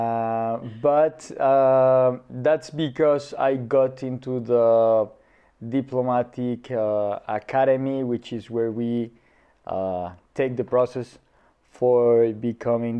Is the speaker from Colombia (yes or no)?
yes; Popayán, Cauca, Colombia; moved away as an adult; also born or lived in Cali, Colombia / Bogotá, Colombia; now in Budapest, Hungary; I was born in Cali, the southern part of the country, and raised in a small town nearby, Popayán. I lived in those two cities my whole youth